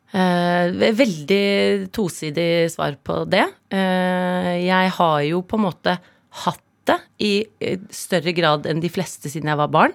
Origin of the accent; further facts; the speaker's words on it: Oslo, Norway; also born or lived in Herøy, Nordland, Norway; Jeg snakket nordnorsk når jeg kom til Oslo